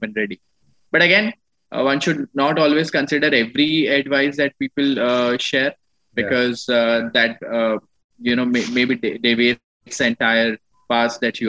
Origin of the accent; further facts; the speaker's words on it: Ludhiana, Punjab, India; moved away as an adult; also born or lived in Jodhpur, Rajasthan / Delhi; I come from Ludhiana. I was born in Jodhpur, Rajasthan. I was brought up in Ludhiana, did my schooling from Ludhiana, Punjab.